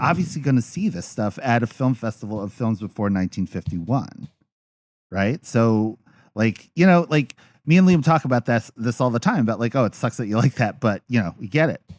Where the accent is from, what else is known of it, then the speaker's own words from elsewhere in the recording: Philippines; As a Filipino man